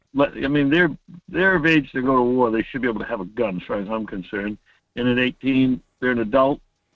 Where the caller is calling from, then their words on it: Homer, Alaska, United States; Good morning, Mike. … from Homer.